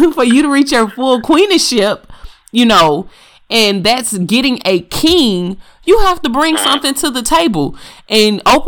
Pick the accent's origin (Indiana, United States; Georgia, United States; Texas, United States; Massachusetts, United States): Texas, United States; Houston; accent: country; I am from Houston, Texas as well, and my country accent is a little bit worse than his